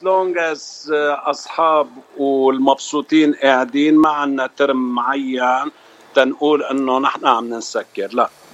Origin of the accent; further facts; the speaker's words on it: Lebanon; moved away as an adult; now in California, United States; أول مرة طلعت على الاغتراب من لبنان سنة 1985 جيت على أمريكا كاليفورنيا